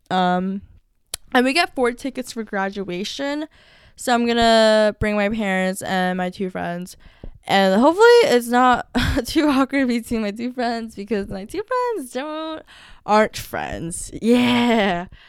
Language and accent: English; United States; I'm technically American